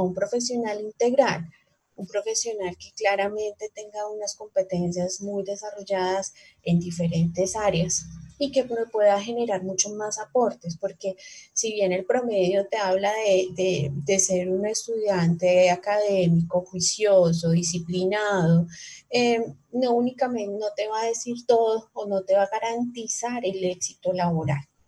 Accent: Bogotá, Colombia; moved away as an adult; now in Cali, Colombia; soy rola de nacimiento, pero eh, vivo en Cali hace ya casi 20 años

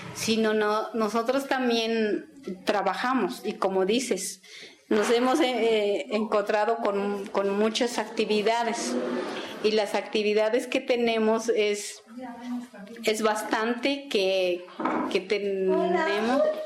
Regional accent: Aguacatenango, Chiapas, Mexico; first language Tzeltal; Spanish is a second language; also born or lived in San Cristóbal de las Casas; Yo soy originaria de Aguacatenango, municipio de Venustiano Carranza

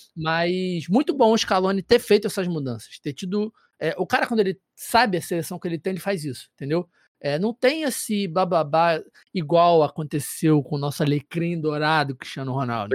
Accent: Brazil; enquanto brasileiro

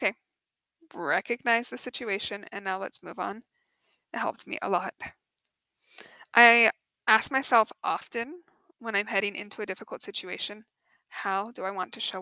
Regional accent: Colorado, United States; moved away as an adult; now in Phoenix, United States; growing up in Colorado

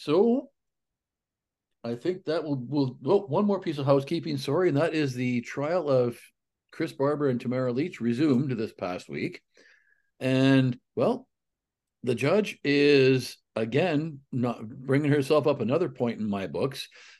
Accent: Alberta, Canada; which, by the way, is actually about three times the population of the community where I grew up in Northern Alberta. So I can identify with the tiny town.

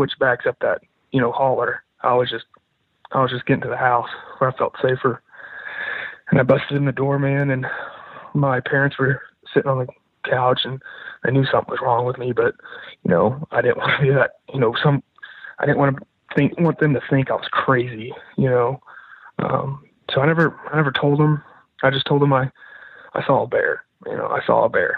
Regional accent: Arkansas, United States; I'm from Arkansas.

